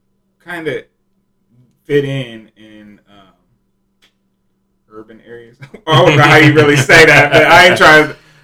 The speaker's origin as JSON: {"language": "English", "town": "Columbus", "country": "United States", "tie": "born or raised there", "said": "I've been raised around, you know, I was raised up here in Columbus for the most part."}